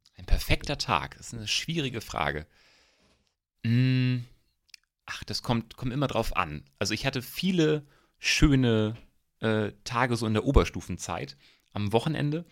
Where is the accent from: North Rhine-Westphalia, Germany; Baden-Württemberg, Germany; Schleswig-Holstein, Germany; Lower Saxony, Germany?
Schleswig-Holstein, Germany; Eckernförde; also born or lived in Rostock; ich komme aus Eckernförde